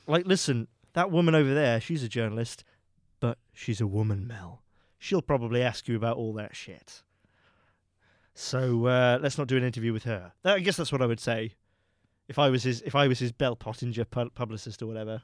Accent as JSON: {"language": "English", "country": "United Kingdom", "said": "I am a British man"}